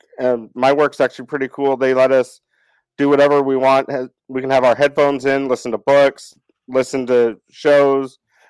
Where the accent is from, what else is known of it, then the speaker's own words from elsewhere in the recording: Bay Area, California, United States; now in Tyler, United States; I'm calling from Tyler, Texas. Was born in SoCo and raised in the Bay Area